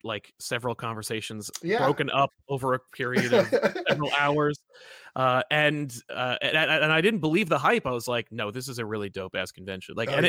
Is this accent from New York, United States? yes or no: yes; New York, United States; Like, I am New Yorker. Get the hell away from me.